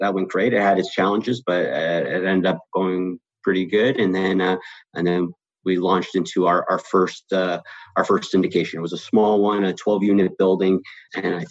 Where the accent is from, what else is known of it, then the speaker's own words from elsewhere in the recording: West Springfield, Massachusetts, United States; now in Los Angeles, United States; I'm originally from West Springfield, Massachusetts, so the western part of the state, and I had moved out to California